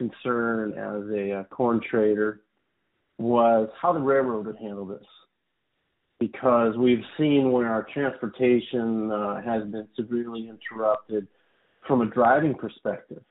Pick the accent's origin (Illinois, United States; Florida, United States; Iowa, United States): Iowa, United States; moved away as an adult; also born or lived in Minneapolis; now in California, United States; I grew up in Iowa, so I'm a bit of an import to California